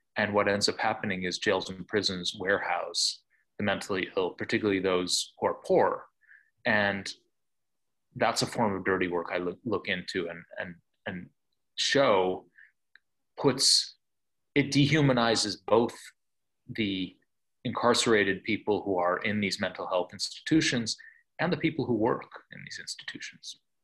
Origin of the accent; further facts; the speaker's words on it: Buffalo, New York, United States; I grew up in Buffalo, uh, New York